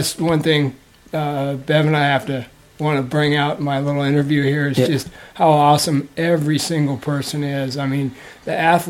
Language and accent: English; Folsom, California, United States; Outside of Sacramento, Folsom, California.